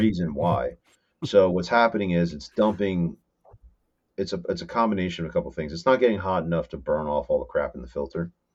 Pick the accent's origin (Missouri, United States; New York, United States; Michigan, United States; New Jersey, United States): New Jersey, United States; Whippany; I grew up in Whippany, in Morris, in Morris County